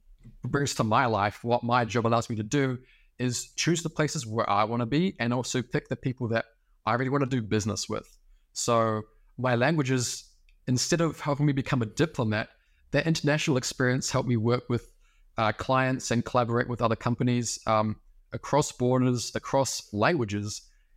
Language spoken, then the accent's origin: English; New Zealand; Yeah, so literally I'm on the exact opposite side of the world than where I was born currently. I'm from New Zealand originally, so basically the middle of nowhere.